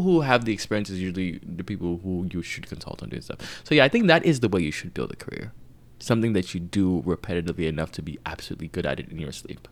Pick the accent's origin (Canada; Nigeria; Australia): Nigeria; I'm Nigerian